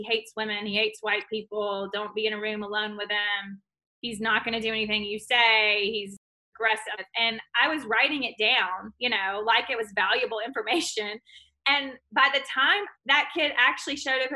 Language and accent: English; Clinton, Mississippi, United States; I grew up in Clinton, Mississippi